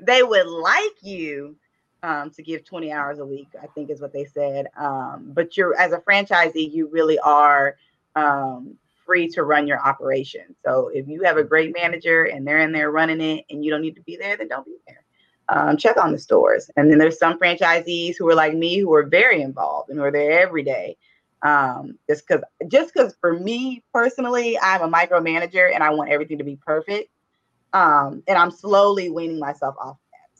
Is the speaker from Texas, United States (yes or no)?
yes; Dallas, Texas, United States; also born or lived in Houston, Texas / Virginia; born and raised in Dallas, Texas. Went to high school and elementary school in Oak Cliff